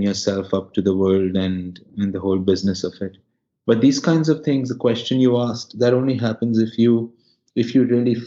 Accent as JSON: {"language": "English", "town": "Mumbai", "region": "Maharashtra", "country": "India", "tie": "born or raised there", "said": "I grew up in Bandra"}